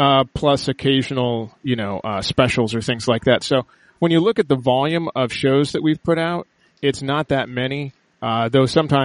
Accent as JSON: {"language": "English", "town": "Los Angeles", "region": "California", "country": "United States", "tie": "born or raised there", "said": "Yeah, and actually, yeah, I was born in L.A., but I grew up in the Valley, so it's taken me a long time to, like, you know, get rid of my accent"}